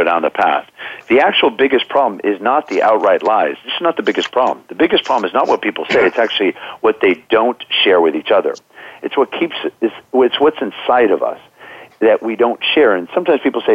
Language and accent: English; Bethesda, Maryland, United States; I grew up in Bethesda, Maryland.